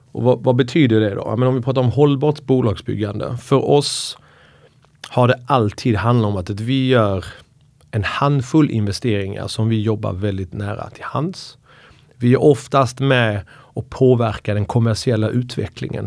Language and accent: Swedish; Skåne, Sweden; moved away; also born or lived in Iran / Uppsala; Skånepåg. Eh, flyttade till Uppsala och pluggade juridik och eh, kom ursprungligen från Iran